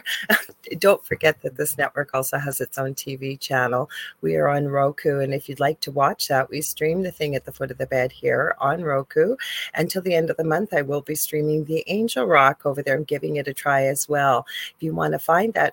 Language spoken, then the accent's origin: English; Canada; I'm a Canadian spiritual medium